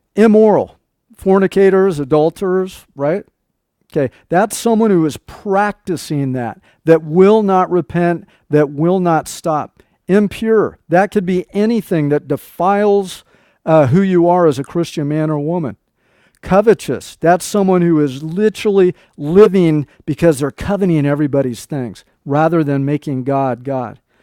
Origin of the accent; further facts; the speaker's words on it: Nebraska, United States; moved away; we uh, lived in Nebraska when I was a small child. I was born in Nebraska.